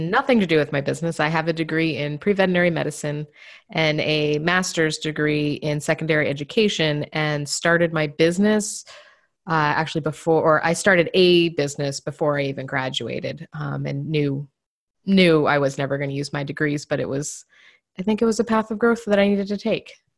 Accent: Maine, United States; moved away as an adult; now in New Hampshire, United States; I grew up in the, the deep woods of Maine.

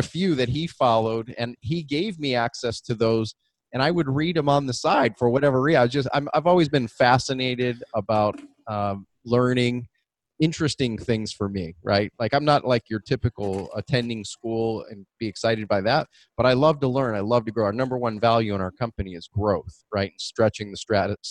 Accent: Detroit, Michigan, United States; We grew up in Southwest Detroit inner city

